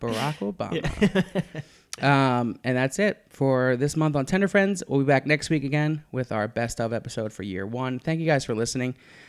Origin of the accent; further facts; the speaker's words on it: Philadelphia, Pennsylvania, United States; I'm from Philadelphia.